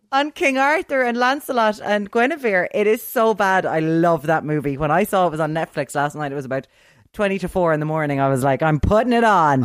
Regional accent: Limerick, Munster, Ireland; I'm from Limerick

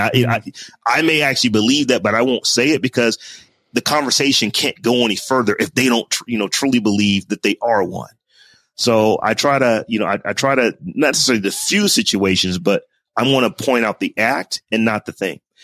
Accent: Warren, Ohio, United States; now in Columbus, United States; I am from Warren, Ohio

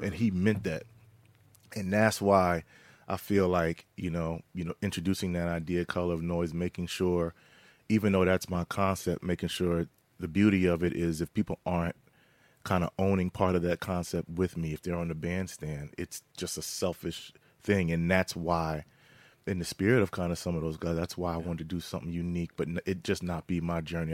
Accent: Philadelphia, Pennsylvania, United States; growing up in Philly and out skirts of Philadelphia

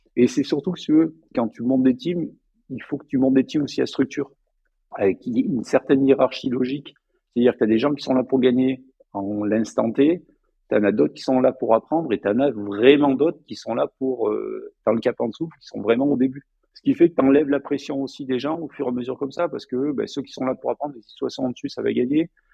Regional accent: Provence-Alpes-Côte d'Azur, France; also born or lived in Annecy; je viens des Hautes-Alpes

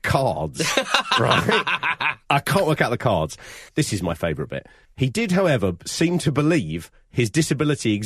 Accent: United Kingdom; we grew up in Britain

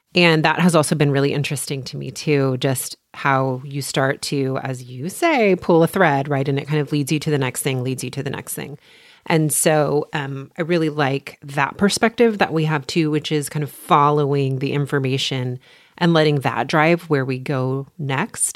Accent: Texas, United States; also born or lived in Port Townsend, Washington; I am from Texas. I have lived here most of my life, with the exception of one year

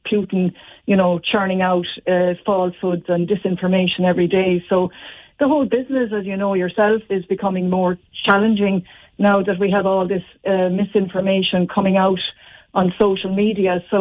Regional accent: Limerick, Munster, Ireland; I'm from Limerick City

